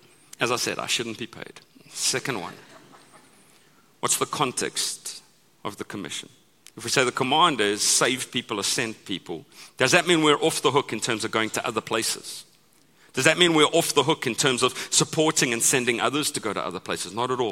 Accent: United States; the same guy delivers boxes to my house every day because I'm American and I order stuff every day, right?

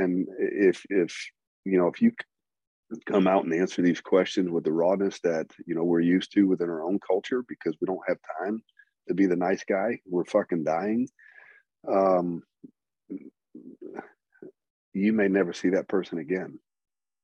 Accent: Southern Louisiana, United States; I grew up in Southern Louisiana, graduated at the top of my class in high school, you know, grew up in the swamp fishing and hunting

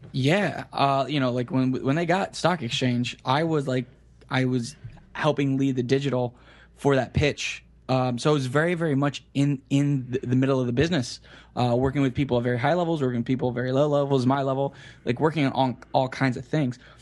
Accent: Kissimmee, Florida, United States; I grew up in Central Florida, um, in a town city, I guess, called Kissimmee

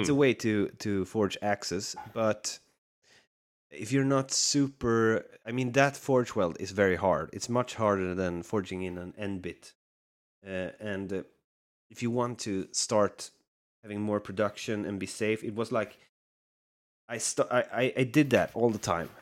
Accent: Sweden; Sweden, so you're very close to my home country

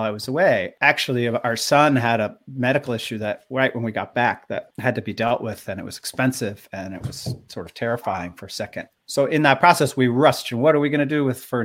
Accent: Stamford, Connecticut, United States; I was born in the same town he was, Stamford, Connecticut

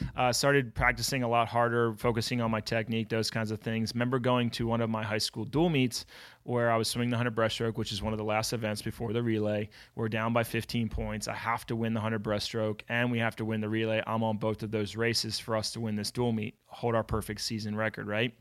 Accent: Philadelphia, Pennsylvania, United States; born and raised in Philadelphia

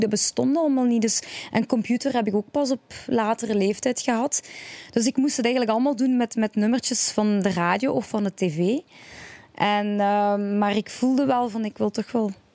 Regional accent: Genk, Flanders, Belgium; Ik ben eh, een een, allez, België geboren, Vlaanderen geboren

